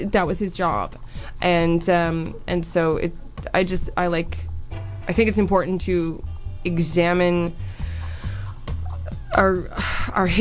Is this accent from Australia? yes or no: no; Nova Scotia, Canada; moved away; I'm from Nova Scotia in Canada